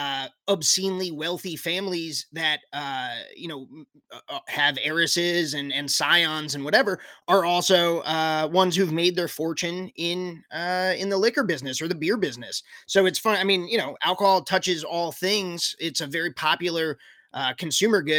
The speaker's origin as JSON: {"language": "English", "region": "New Jersey", "country": "United States", "tie": "born or raised there", "also_born_or_lived": "Connecticut / New York City", "moved": "as an adult", "lives_now": "South Carolina, United States", "said": "So I was born in Connecticut and I grew up in New Jersey, and was in New York City after college for about a decade. And then only recently moved down to South Carolina about 3.5 years ago."}